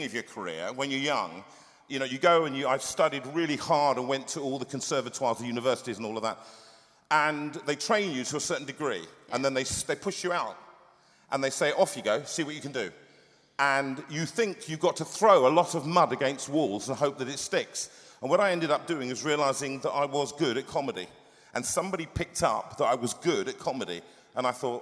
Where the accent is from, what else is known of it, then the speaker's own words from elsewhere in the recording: London, United Kingdom; it was difficult growing up in just not far from here, in Harlesden, Willesden, just up the road. And that's where I went. I went to school in Kilburn. I'm a Londoner